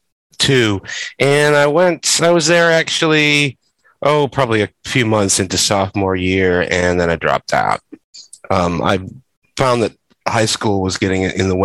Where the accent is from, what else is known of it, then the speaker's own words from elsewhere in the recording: Chicago, Illinois, United States; born there; Yeah, I was born in Uptown in 1970.